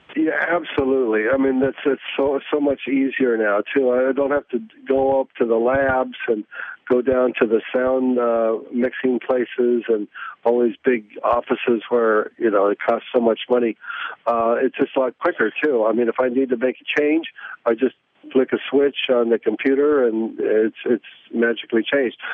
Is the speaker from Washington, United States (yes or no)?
no; Oregon, United States; now in New York, United States; I'm from Oregon